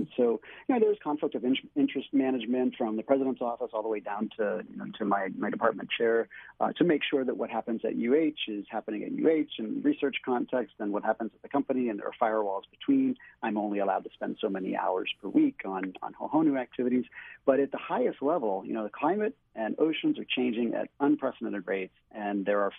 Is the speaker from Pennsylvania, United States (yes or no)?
yes; Pittsburgh, Pennsylvania, United States; born there; now in Hawaii, United States; I was born in Pittsburgh. I lived up and down the East Coast, but I've been here in Hawaii since 2004.